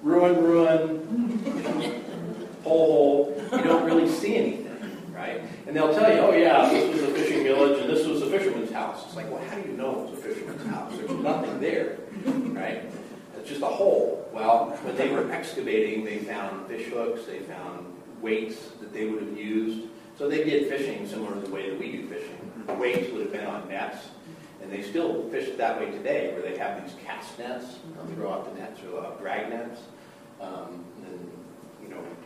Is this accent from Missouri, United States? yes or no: no; Colorado, United States; moved away; also born or lived in Minneapolis, Minnesota; I was born in Minneapolis, Minnesota, and I'm glad, actually, my family moved from there, and then I was kind of raised in Colorado